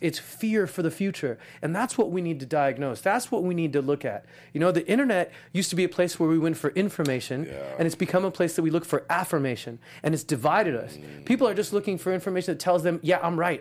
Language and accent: English; Los Angeles, California, United States; I had a Muslim dad, a Jewish mom, and I grew up in East